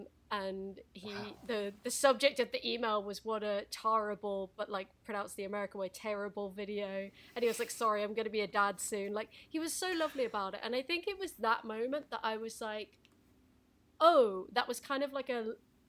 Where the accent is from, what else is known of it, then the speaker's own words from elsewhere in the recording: United Kingdom; I'm British